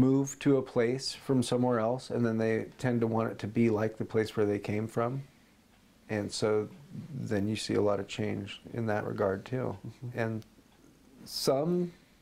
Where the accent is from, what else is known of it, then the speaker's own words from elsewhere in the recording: McMinnville, Oregon, United States; I grew up here in McMinnville